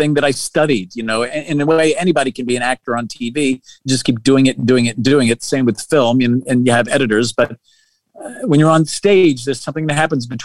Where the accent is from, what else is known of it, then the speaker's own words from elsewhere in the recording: New York City, New York, United States; I was bullied and mugged a bunch growing up in Queens, beloved Queens